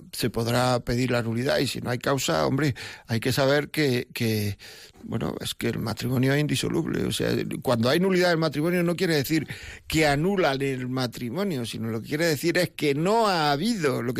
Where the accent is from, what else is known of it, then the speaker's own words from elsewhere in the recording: Granada, Andalusia, Spain; yo es que soy andaluz, yo soy de Granada.